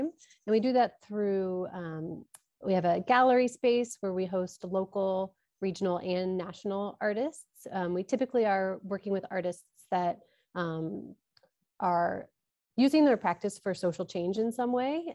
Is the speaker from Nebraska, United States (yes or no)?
yes; Omaha, Nebraska, United States; moved away as an adult; also born or lived in Pacific Northwest; I'm from Omaha, and when I moved back to Omaha